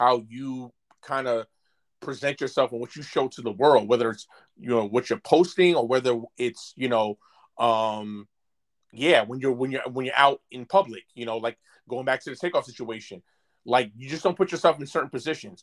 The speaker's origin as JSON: {"language": "English", "town": "New York City", "region": "New York", "country": "United States", "said": "I'm from Brooklyn, New York"}